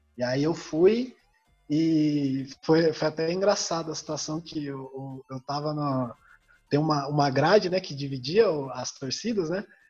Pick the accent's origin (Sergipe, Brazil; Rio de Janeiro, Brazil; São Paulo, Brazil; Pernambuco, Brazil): São Paulo, Brazil; Campos do Jordão; moved away; also born or lived in Curitiba; Eu fui criado em Campos do Jordão